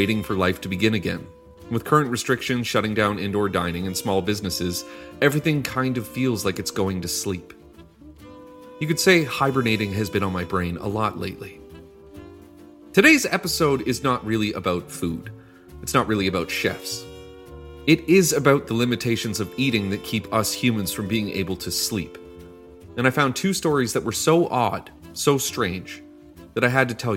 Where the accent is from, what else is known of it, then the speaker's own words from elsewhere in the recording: Canada; Despite me being Canadian